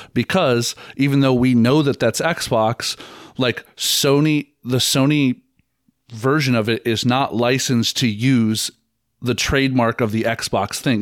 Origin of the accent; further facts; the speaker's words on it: Treynor, Iowa, United States; moved away as an adult; also born or lived in Kansas City; I'm from a little town outside of Omaha called Traynor, but it's just easy, on, on the Iowa side